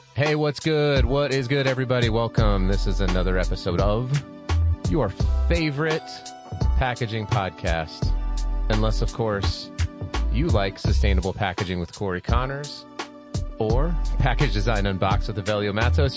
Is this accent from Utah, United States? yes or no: yes; Utah, United States; my home state of Utah